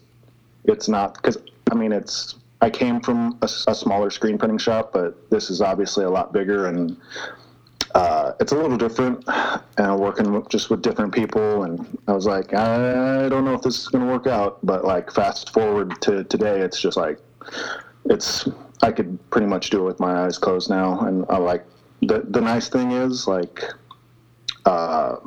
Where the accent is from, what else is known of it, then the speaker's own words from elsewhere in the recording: rural Nebraska, United States; moved away as an adult; I grew up in rural Nebraska. Like, my hometown is, I think on the sign it says like 800 some, like 860 some people, maybe